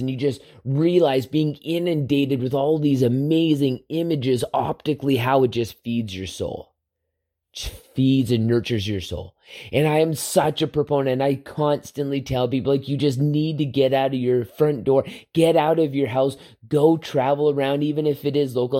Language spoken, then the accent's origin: English; Southern Alberta, Canada; my childhood growing up in Southern Alberta